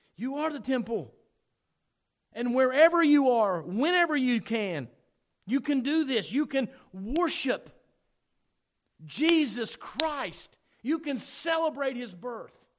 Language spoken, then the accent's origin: English; United States; We are so American